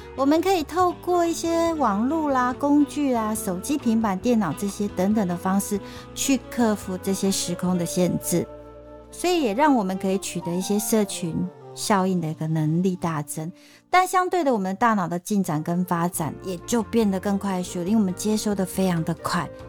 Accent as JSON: {"language": "Chinese", "country": "Taiwan", "accent": "Taiwanese Mandarin", "said": "所以我现在常讲话为台湾国语"}